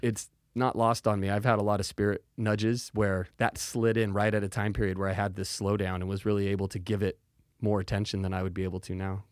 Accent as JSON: {"language": "English", "town": "Salem", "region": "Oregon", "country": "United States", "tie": "born or raised there", "said": "born and raised right here in Salem"}